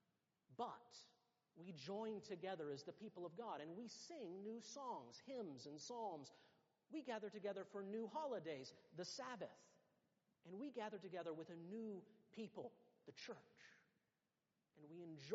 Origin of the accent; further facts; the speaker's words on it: United States; moved away as an adult; now in United Kingdom; everyone can tell that we are American too, that we are not really from around here